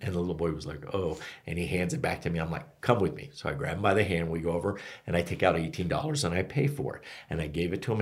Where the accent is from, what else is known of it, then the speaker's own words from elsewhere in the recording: Florida, United States; now in Flagstaff, United States; I'm from Florida